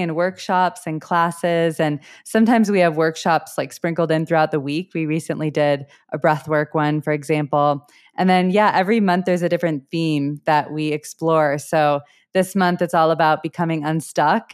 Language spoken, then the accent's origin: English; Wilmette, Illinois, United States; moved away as an adult; also born or lived in Southeast Asia; now in Colorado, United States; I am originally from the suburbs outside of Chicago. I grew up in a suburb called Wilmette